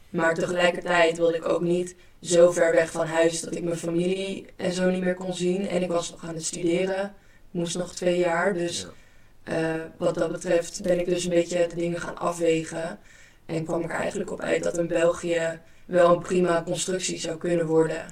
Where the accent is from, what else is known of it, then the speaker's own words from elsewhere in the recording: Amsterdam area, North Holland, Netherlands; also born or lived in Belgium; in de regio waar ik vandaan kom, Amsterdam en omstreken, dan zijn we nogal direct